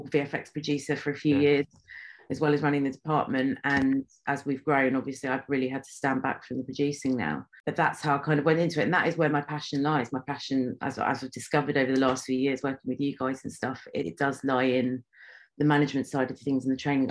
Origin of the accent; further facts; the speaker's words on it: London, United Kingdom; now in Watford, United Kingdom; I grew up in Northwest London in Stanmore, and I now live in Watford, which is in Hertfordshire.